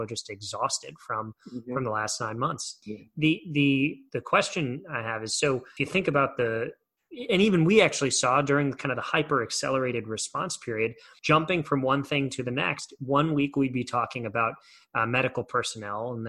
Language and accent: English; United States; as an American